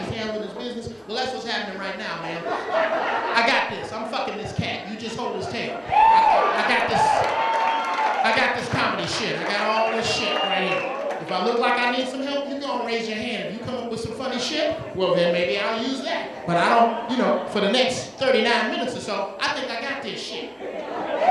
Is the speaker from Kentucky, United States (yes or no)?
no; Chicago, Illinois, United States; I'm from Chicago